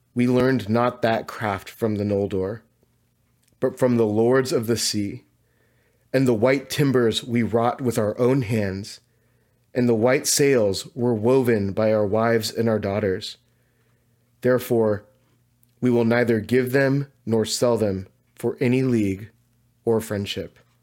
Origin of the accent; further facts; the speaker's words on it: Southern California, United States; where I grew up in Southern California